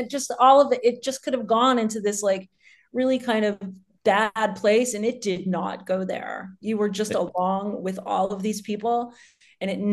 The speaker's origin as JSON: {"language": "English", "country": "United States", "said": "I'm American"}